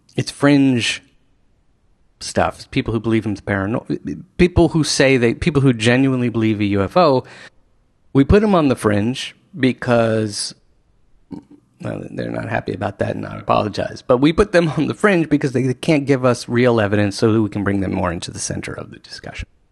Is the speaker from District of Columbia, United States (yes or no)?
yes; Washington, District of Columbia, United States; I grew up in Washington, D C